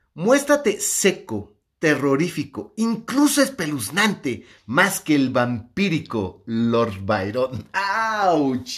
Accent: Mexico; soy me macho mexicano

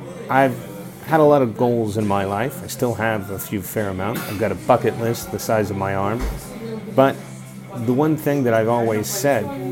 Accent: Texas, United States; moved away as an adult; my home country, in my home state of Texas

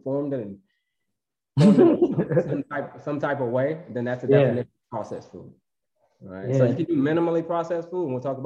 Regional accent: Florida, United States; I grew up in Florida, so I had to know how to swim

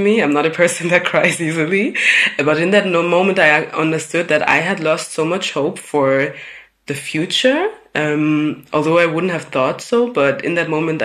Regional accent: Munich, Bavaria, Germany; I had the pleasure of growing up in Munich in Bavaria

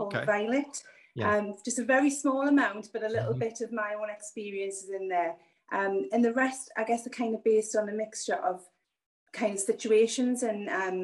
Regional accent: Newcastle upon Tyne, North East England, United Kingdom; I'm from Northeast England, a little place called Newcastle, which is about an hour and a half's drive from the border of Scotland

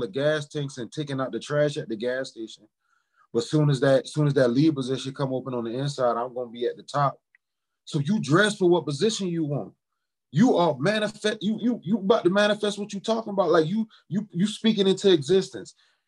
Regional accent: Charleston, South Carolina, United States; also born or lived in Orangeburg, South Carolina; now in Indianapolis, United States; But I was born in Orangeburg, South Carolina, and I was raised in Charleston.

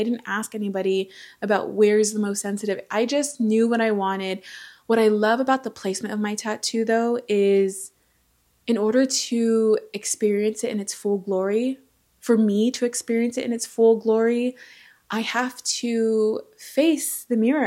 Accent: Southern California, United States; also born or lived in American Samoa; He and I grew up in Southern California together, same household, same family

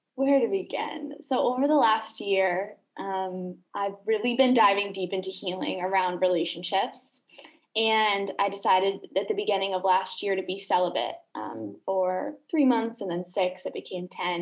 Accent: Chicago, Illinois, United States; moved away as an adult; also born or lived in Los Angeles; now in Canggu, Indonesia; I am from Chicago originally, from the US, lived in LA and Chicago.

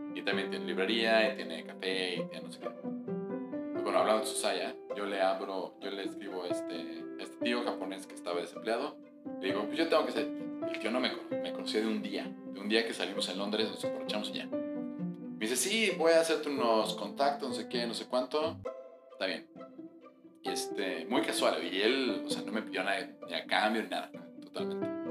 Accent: Mexico; cuando yo crecí en México

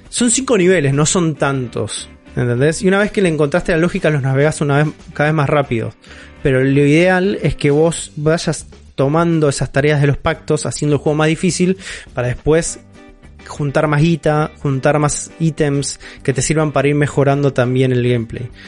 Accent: Buenos Aires, Argentina; born there; Pero yo nací en Capital Federal igual.

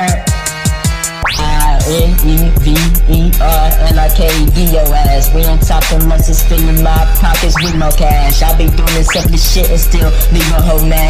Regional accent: Cincinnati, Ohio, United States; I'm from Cincinnati

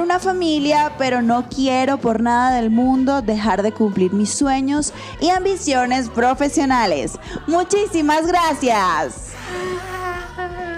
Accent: Venezuela; now in Mexico City, Mexico; soy venezolana viviendo aquí en la hermosa Ciudad de México

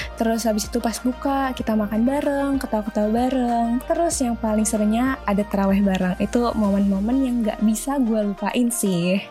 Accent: Jakarta, Indonesia; gue orang Jakarta

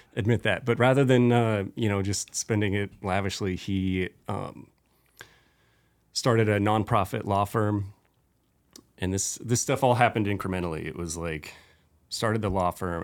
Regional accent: Spokane, Washington, United States; at eighteen, I was like, "I'm leaving Spokane and I'm never gonna live there again

